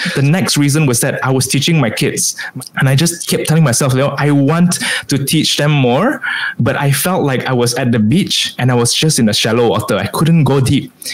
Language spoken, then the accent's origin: English; Kuching, Sarawak, Malaysia; moved away as an adult; also born or lived in Sabah; now in Penang, Malaysia; I was born and bred in Kuching